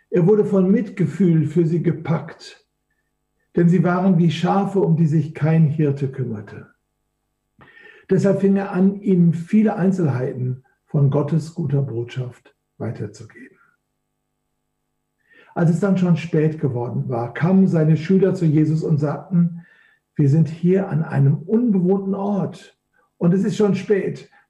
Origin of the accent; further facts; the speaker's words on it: Duisburg, North Rhine-Westphalia, Germany; Ich komme ja aus dem Flachland, ich komme ja aus Duisburg, einer der schönsten Städte Deutschlands, direkt nach München anzusiedeln